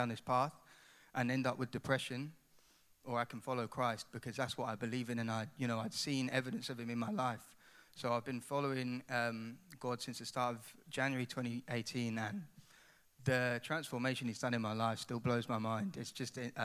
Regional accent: Ipswich, East of England, United Kingdom; moved away as an adult; now in Coventry, United Kingdom; I've got a bit of an accent, so I'm not from Cov. I'm actually from a place called Ipswich

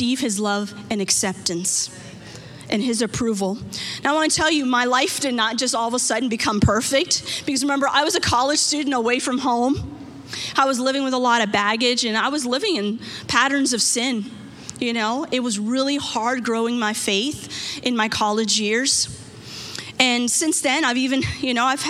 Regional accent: United States; Growing up in America

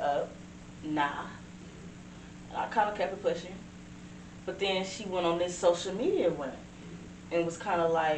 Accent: Cleveland, Ohio, United States; I'm from Cleveland

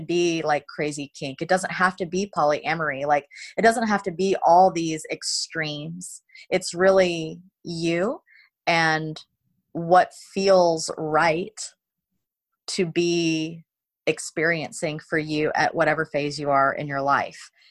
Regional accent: South Carolina, United States; I was raised in South Carolina in America

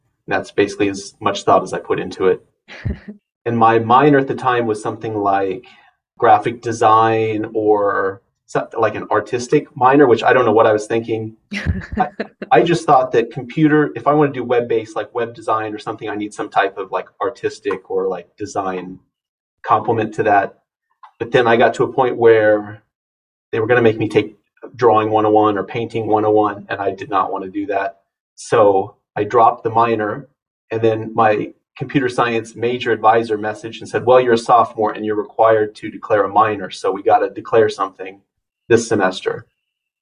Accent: Harvard, Nebraska, United States; I grew up in Harvard, Nebraska, which is a small town, not quite 1,000 people.

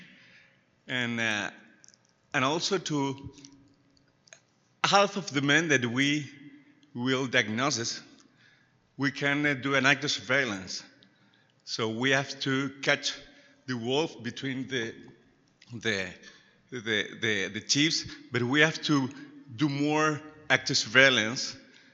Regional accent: Chile; I came from Chile, where Chile, South America

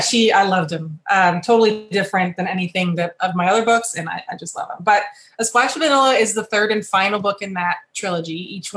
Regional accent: Michigan, United States; moved away as an adult; also born or lived in Texas; I'm originally from Michigan, but I also grew up a little bit in Texas and in Michigan. So my mother was military as well. So a little bit of both there. And then I left in 96 for the military

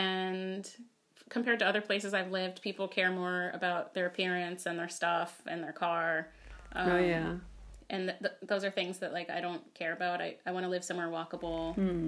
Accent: Deerfield Beach, Florida, United States; I'm from Florida.

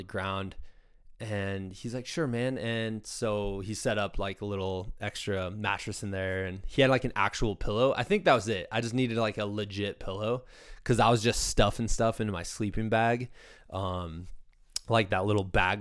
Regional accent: Iowa, United States; I'm a dude from Iowa

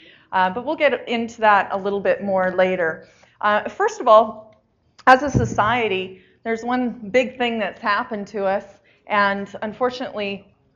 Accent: Saskatchewan, Canada; moved away; I'm from Saskatchewan originally. That's where I grew up

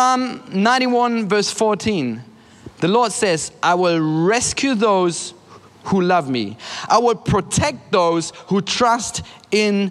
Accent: Germany; I'm from Germany.

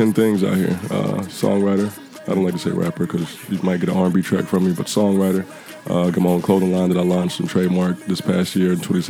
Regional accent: San Antonio, Texas, United States; now in Los Angeles, United States; Texas, along with Priscilla. We're both from the same hometown, San Antonio.

